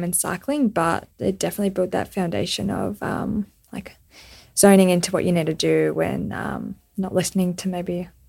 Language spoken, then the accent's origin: English; Australia; I explained, oh, I'm an Australian cyclist, I've got cerebral palsy